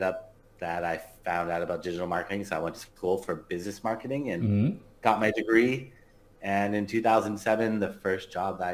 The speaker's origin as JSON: {"language": "English", "town": "Los Angeles", "region": "California", "country": "United States", "tie": "born or raised there", "said": "grew up in Los Angeles"}